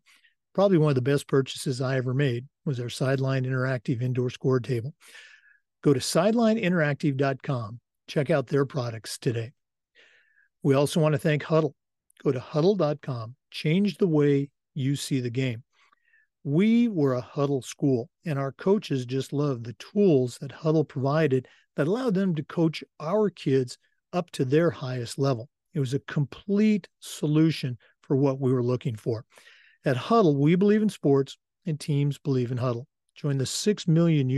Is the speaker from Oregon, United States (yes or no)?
yes; Oregon, United States; moved away; growing up in Oregon, you knew all about the OSAA